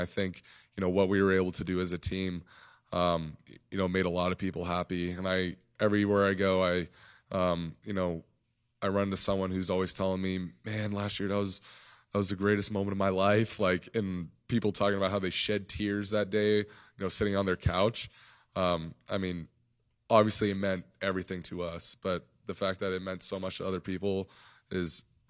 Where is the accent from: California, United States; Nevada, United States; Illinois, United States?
Nevada, United States; I grew up in Nevada, so I saw him at Stanford.